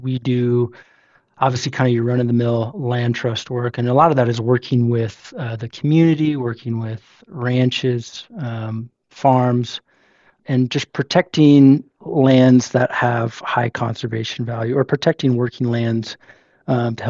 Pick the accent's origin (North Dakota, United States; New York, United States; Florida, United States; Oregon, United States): Oregon, United States; Sisters; also born or lived in Portland, Oregon; I grew up in Central Oregon, outside of Bend, and Sisters near the Metolius